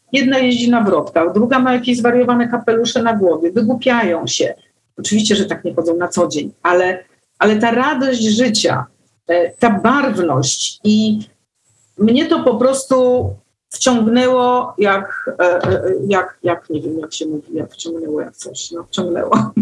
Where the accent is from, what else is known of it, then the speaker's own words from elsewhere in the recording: Warsaw, Masovian Voivodeship, Poland; Ja się urodziłam w Warszawie. Jestem warszawianką z iluś tam pokoleń do tyłu i po prostu miasto jest moim takim naturalnym środowiskiem